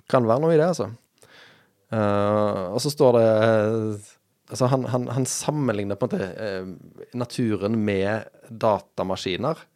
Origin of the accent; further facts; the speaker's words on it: Sweden; now in Stavanger, Norway; Ja, jeg er svensk.